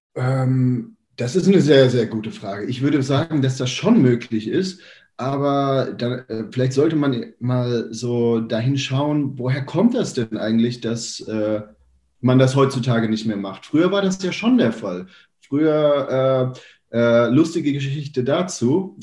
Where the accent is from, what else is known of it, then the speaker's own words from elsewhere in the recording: Germany; bei uns in Deutschland